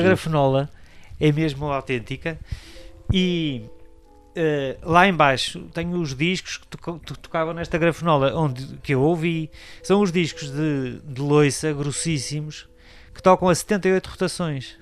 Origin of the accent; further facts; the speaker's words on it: Porto, Norte, Portugal; also born or lived in Coimbra / Amarante; vivi em Coimbra até aos 6 anos. Depois é que fomos para o Porto